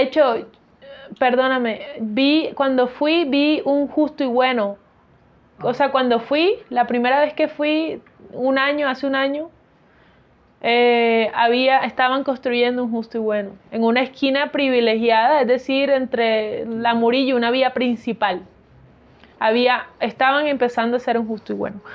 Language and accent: Spanish; Colombian Caribbean coast, Caribbean Region, Colombia; also born or lived in Barranquilla; yo sí me considero una costeña floja.